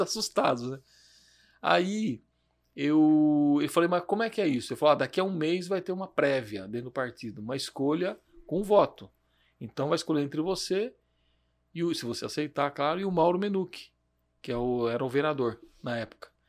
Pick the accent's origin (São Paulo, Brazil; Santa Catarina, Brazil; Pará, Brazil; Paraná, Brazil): São Paulo, Brazil; Jundiaí; eu nasci aqui em Jundiaí mesmo, no bairro do Vianello